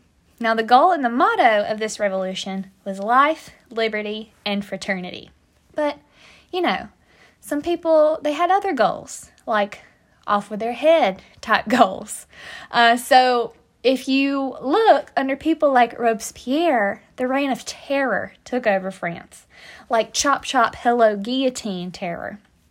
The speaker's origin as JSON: {"language": "English", "country": "United States", "accent": "American", "said": "in my American accent."}